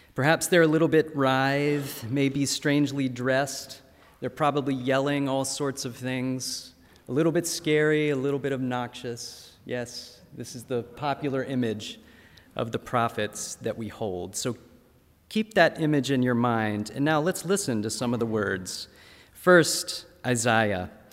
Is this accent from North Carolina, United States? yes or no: yes; North Carolina, United States; My home state of North Carolina